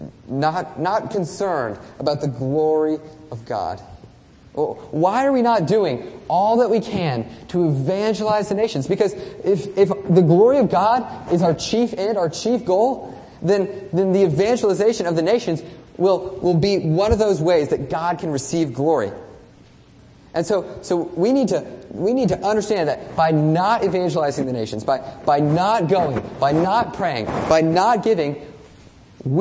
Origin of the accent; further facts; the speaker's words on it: United States; we as American Christians